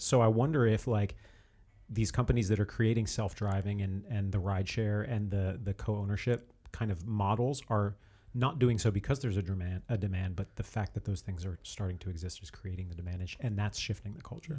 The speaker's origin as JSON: {"language": "English", "region": "New Jersey", "country": "United States", "tie": "born or raised there", "said": "I grew up in New Jersey"}